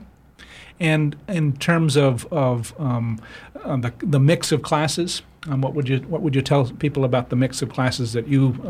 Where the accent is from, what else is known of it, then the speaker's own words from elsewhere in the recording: Bar Harbor, Maine, United States; my hometown of Bar Harbor